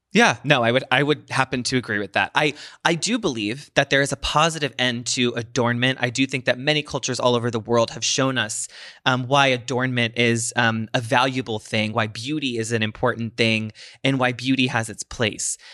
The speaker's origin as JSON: {"language": "English", "country": "United States"}